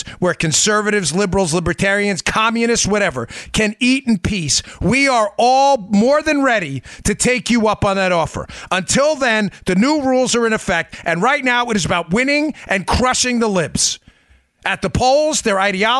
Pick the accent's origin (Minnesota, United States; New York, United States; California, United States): New York, United States; New York City; I'm from Queens, too